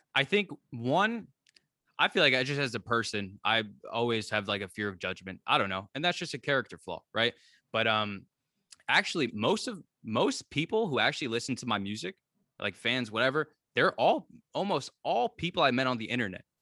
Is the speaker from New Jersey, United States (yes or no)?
yes; New Jersey, United States; moved away as an adult; now in Catskills, United States; I'm from New Jersey. Right now, I'm living in the Catskills.